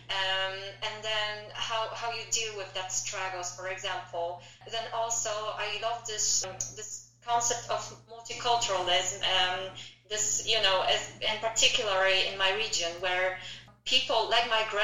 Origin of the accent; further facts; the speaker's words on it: Przemyśl, Subcarpathian Voivodeship, Poland; also born or lived in Chicago, United States; now in Warsaw, Poland; even in my hometown in in Przemysl